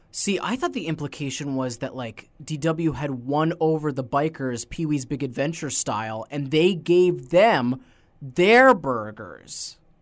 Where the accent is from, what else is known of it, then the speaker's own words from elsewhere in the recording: Nova Scotia, Canada; we're from Nova Scotia, so we're from, like, one of the lobster touchstones